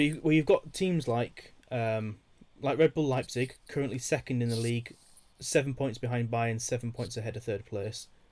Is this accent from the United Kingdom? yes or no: yes; United Kingdom; me being British